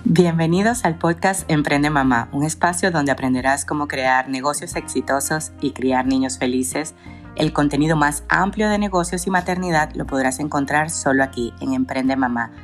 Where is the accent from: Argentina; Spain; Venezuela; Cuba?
Venezuela; Punto Fijo, Falcón; punto fijo, que es donde yo nací en Venezuela